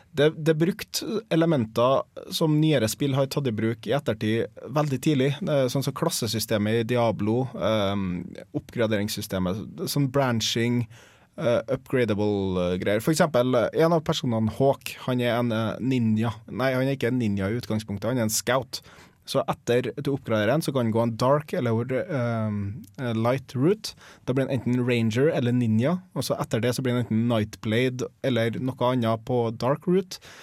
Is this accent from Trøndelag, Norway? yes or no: yes; Trondheim, Trøndelag, Norway; also born or lived in Tromsø; jeg flytta tilbake til Trondheim fra Tromsø. Eh, for at jeg bodde i Tromsø i tre år